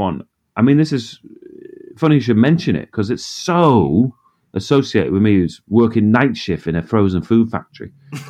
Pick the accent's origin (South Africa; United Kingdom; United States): United Kingdom; Middlesbrough, North East England; moved away